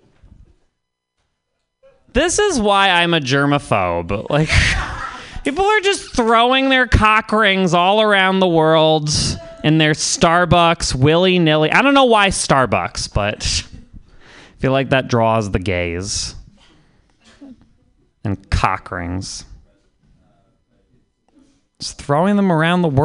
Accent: Vermont, United States; I'm from Vermont

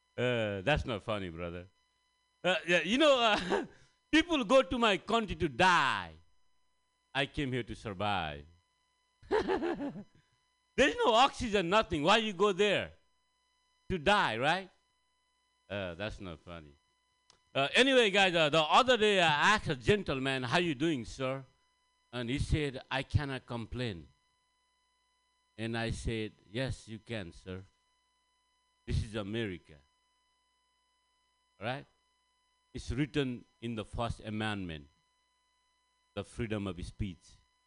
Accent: Nepal; English is a second language; guys. I'm from Nepal. Thank you. I'm here to learn some American English.

